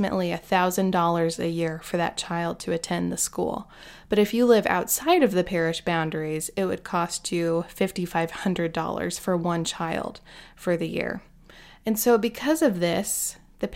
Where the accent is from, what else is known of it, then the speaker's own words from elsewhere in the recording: Omaha, Nebraska, United States; moved away as an adult; now in Lincoln, United States; I grew up in Omaha, which is just about an hour away